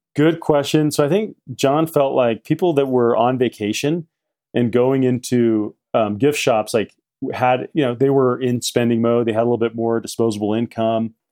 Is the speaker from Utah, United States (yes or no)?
yes; Salt Lake City, Utah, United States; also born or lived in Midway, Utah / Park City, Utah; I grew up in Salt Lake City